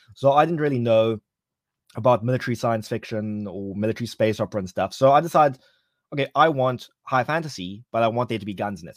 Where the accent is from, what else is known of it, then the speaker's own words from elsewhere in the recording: Cape Town, Western Cape, South Africa; Cape Town, my hometown